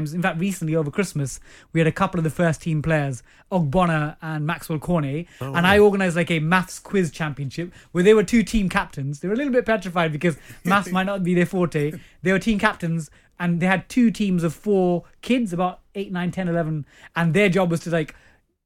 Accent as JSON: {"language": "English", "region": "London", "country": "United Kingdom", "tie": "born or raised there", "said": "I grew up in East Ham"}